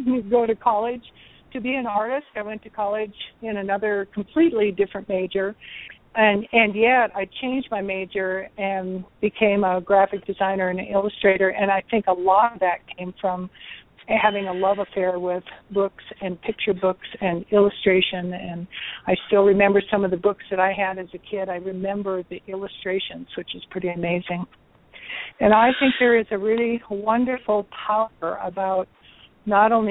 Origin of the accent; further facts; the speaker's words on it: North Dakota, United States; I grew up in North Dakota